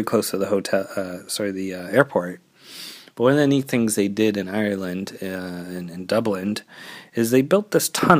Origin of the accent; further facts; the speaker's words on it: Canada; as a Canadian, it's like, taxes. I'm used to them.